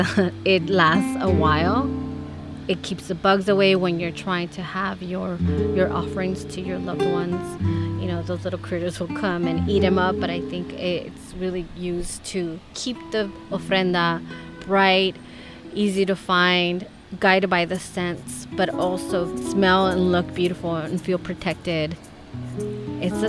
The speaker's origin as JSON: {"language": "English", "town": "Los Angeles", "region": "California", "country": "United States", "tie": "born or raised there", "also_born_or_lived": "Mexico City, Mexico", "said": "I was born in Mexico City but raised in Los Angeles"}